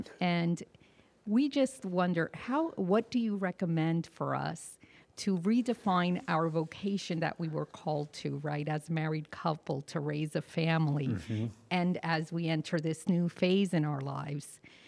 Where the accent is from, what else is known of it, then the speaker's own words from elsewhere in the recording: Burlington, New Jersey, United States; I'm from New Jersey, Burlington, New Jersey.